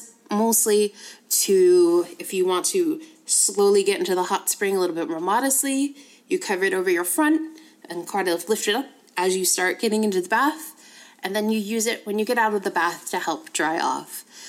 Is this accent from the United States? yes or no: yes; United States; being an American